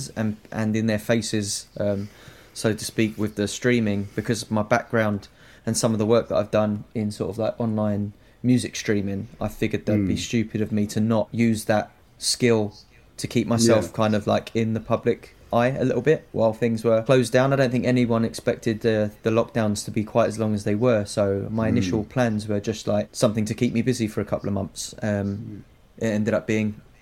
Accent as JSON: {"language": "English", "town": "Croydon", "region": "London", "country": "United Kingdom", "tie": "born or raised there", "said": "…, who was born and bred in Thornton Heath, as was"}